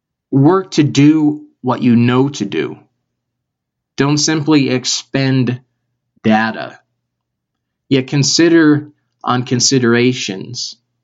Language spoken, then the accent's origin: English; Chicago, Illinois, United States; I'm from Chicago. I talk about home a lot.